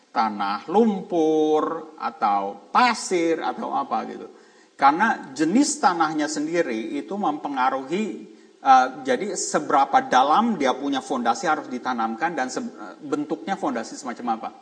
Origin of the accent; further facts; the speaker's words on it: Jakarta, Indonesia; moved away; saya dari Jakarta